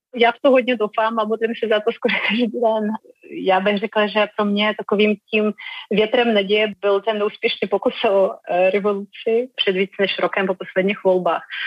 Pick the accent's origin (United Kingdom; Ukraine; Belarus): Belarus; Czech is a second language; now in Czech Republic; jsem z Běloruska